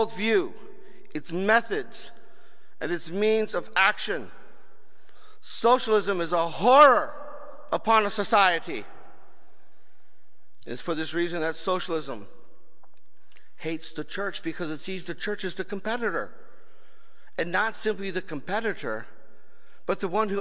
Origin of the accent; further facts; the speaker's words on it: United States; Here we are as an American people